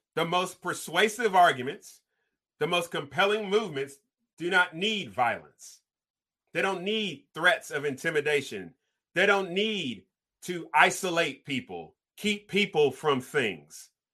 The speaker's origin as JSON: {"language": "English", "region": "California", "country": "United States", "tie": "born or raised there", "said": "growing up in California"}